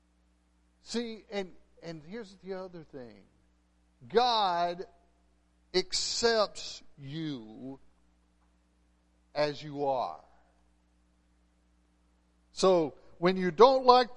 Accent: West Texas, United States; moved away; I'm from West Texas.

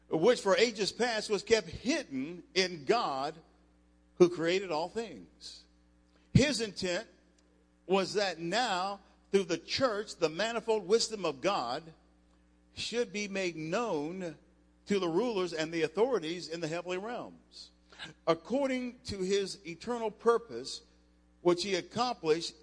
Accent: Cincinnati, Ohio, United States; moved away as an adult; also born or lived in Las Cruces, New Mexico; I grew up in Cincinnati, and I was at New Mexico State in college on a scholarship.

